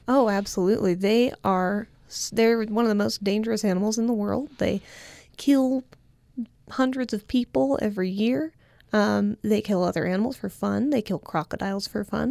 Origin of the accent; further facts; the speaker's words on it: California, United States; as a Californian